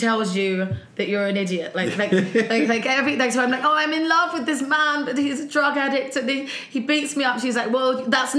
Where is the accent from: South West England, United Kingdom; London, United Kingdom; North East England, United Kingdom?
London, United Kingdom; accent: Cockney; moved away; I love being a Cockney.